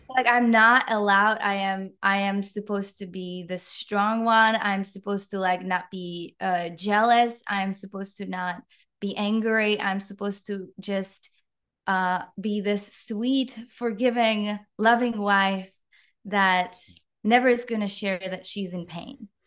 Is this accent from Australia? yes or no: no; Czechia; English is a second language; moved away as an adult; now in Canada; you might hear a little bit of an accent, just a slight one. I'm from the Czech Republic